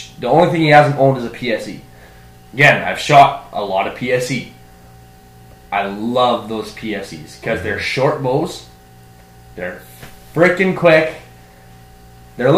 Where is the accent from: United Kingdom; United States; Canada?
Canada